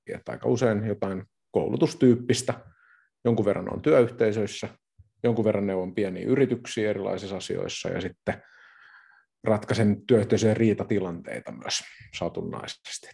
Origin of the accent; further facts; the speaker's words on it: Kotka, Kymenlaakso, Finland; Minä tuun Kotkasta. Eli kotkalainen, kotkalainen yrittäjä